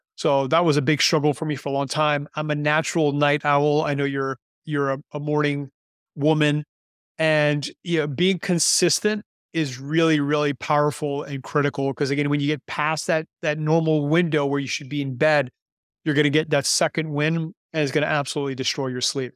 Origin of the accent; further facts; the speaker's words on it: Canada; moved away as an adult; now in Panama; am Canadian, but I've been living in Panama now for nineteen years